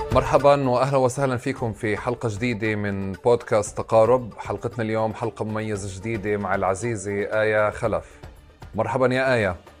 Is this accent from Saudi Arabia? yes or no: no; Tulkarm, West Bank, Palestine; انا ابن طول كرم